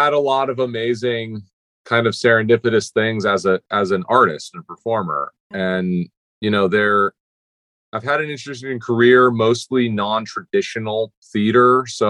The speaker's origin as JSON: {"language": "English", "town": "New York City", "region": "New York", "country": "United States", "said": "Like, mm-hmm, New York, mm-hmm, City."}